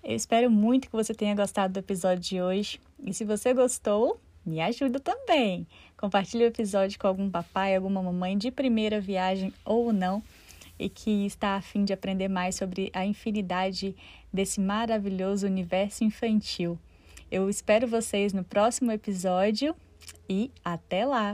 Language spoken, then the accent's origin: Portuguese; Minas Gerais, Brazil; eu sou mineira